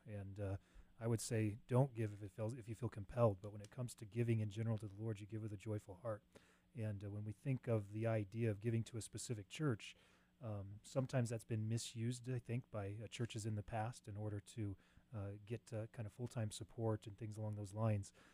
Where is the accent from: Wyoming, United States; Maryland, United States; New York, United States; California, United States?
Wyoming, United States; Cheyenne; Grew up in Cheyenne, went away to mm. college, came back.